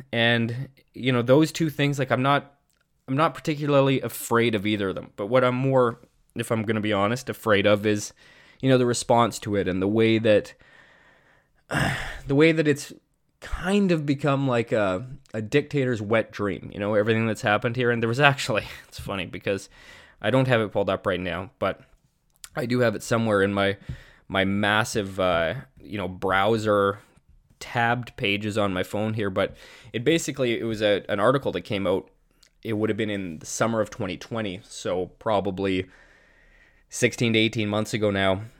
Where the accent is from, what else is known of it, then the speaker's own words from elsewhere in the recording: Canada; as a Canadian citizen